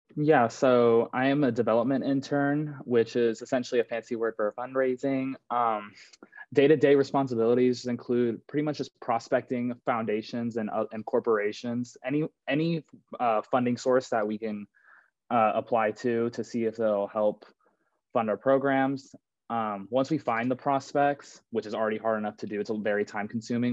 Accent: Santa Clara, California, United States; moved away as an adult; now in Chicago, United States; I'm from Santa Clara, California, and I went to a, like a private Jesuit school and a uh, high school back home

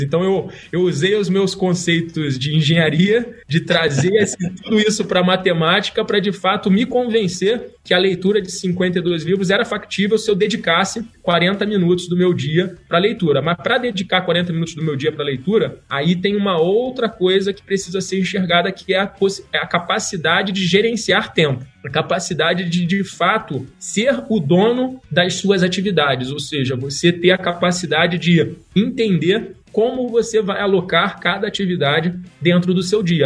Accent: Rio de Janeiro, Brazil; accent: carioca; eu sou um carioca, eu acho que o sotaque não nega

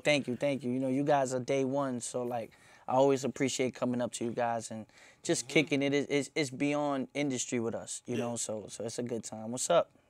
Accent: New York City, New York, United States; I'm from Myrtle, like I'm from right there.

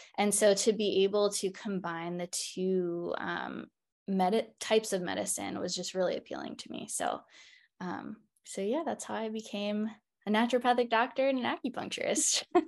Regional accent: Baltimore, Maryland, United States; moved away; also born or lived in Seattle, Washington; I am originally from Baltimore, Maryland

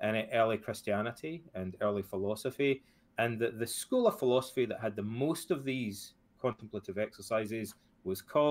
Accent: Ayr, Scotland, United Kingdom; When I was a kid and I grew up in Scotland, my father passed away when I was about 13 or 14 years old. And my hometown, Ayr

